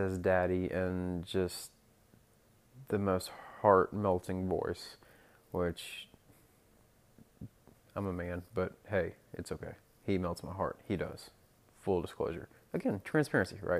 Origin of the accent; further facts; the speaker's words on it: Norman, Moore, Oklahoma City, United States; Oklahoma City, Oklahoma, Norman, Oklahoma, Moore, Oklahoma, those are my stomping grounds.